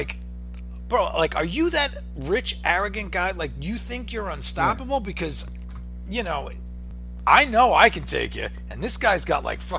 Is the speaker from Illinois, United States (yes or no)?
no; New York, United States; We're from New York, and you're always expecting the worst.